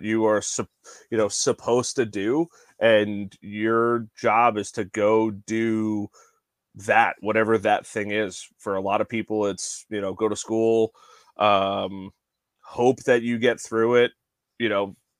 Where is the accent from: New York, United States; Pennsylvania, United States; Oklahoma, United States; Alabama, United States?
New York, United States; Long Island; moved away as an adult; now in Belmont, United States; Originally born and raised on Long Island, recently moved down to a little town called Belmont, North Carolina.